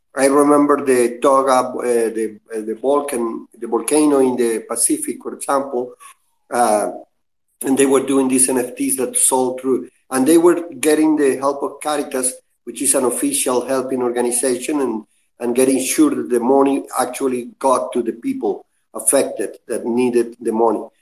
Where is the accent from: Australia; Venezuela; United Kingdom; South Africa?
Venezuela; I am from Venezuela